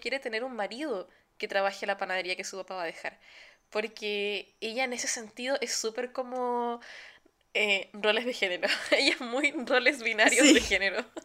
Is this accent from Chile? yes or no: yes; Chile; now in Germany